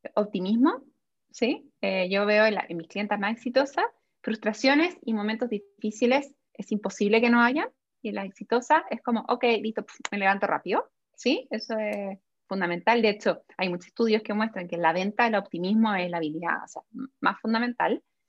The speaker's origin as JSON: {"language": "Spanish", "country": "Chile", "said": "las dos somos chilenas, ¿sí? Eh, y Chile es un país como súper conservador todavía. Entonces, yo a mí, yo no me siento, o sea, obvio que soy chilena, más chilena que los porotos"}